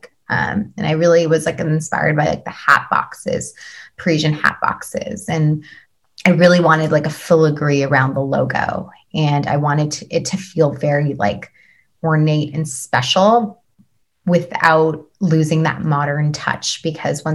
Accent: Vancouver, British Columbia, Canada; moved away as an adult; now in New York, United States; I've been born and raised in Vancouver

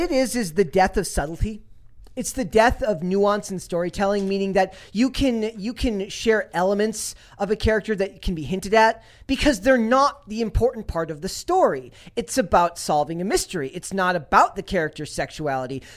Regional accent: Minnesota, United States; I'm from Minnesota

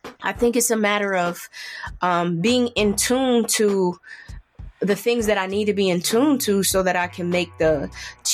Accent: Buffalo, New York, United States; I'm from Buffalo, New York

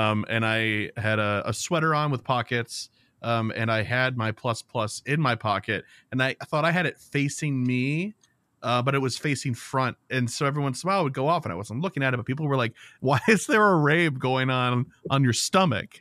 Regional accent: United States; as an American

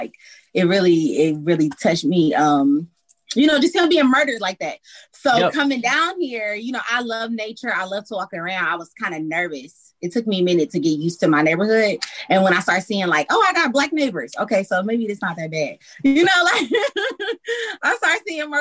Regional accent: Detroit, Michigan, United States; moved away as an adult; now in Atlanta, United States; I'm from Detroit, East Side

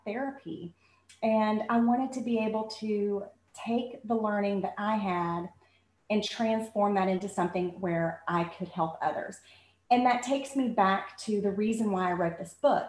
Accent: Bassett, Virginia, United States; I grew up in Bassett, Virginia

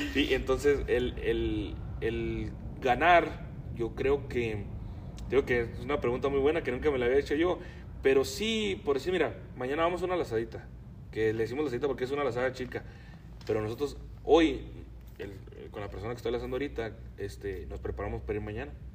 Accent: Rubio, Chihuahua, Mexico; now in United States; nosotros somos de Rubio

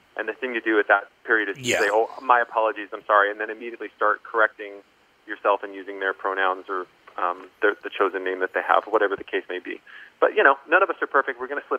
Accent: Columbia, Maryland, United States; also born or lived in Pennsylvania / Virginia; You know, I was born in the East Coast and grew up in Columbia, Maryland, ended up in then Pennsylvania with my mother for some time

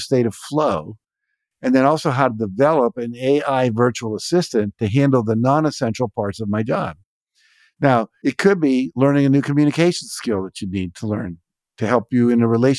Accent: West Virginia, United States; moved away; I grew up in West Virginia

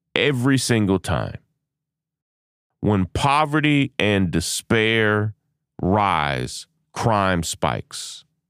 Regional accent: Lexington, United States; my hometown of Lexington

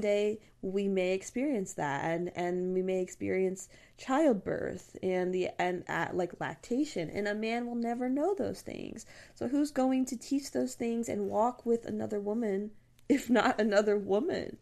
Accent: Texas, United States; I'm from Texas

